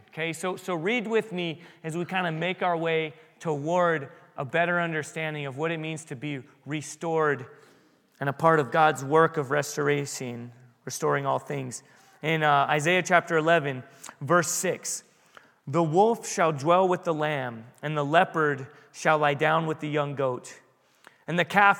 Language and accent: English; San Diego, California, United States; But when I was a kid at the San Diego Zoo, I grew up in San Diego.